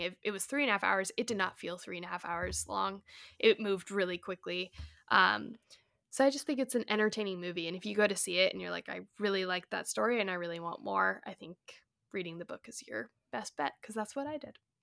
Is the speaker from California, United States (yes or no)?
no; Colorado, United States; I grew up in Colorado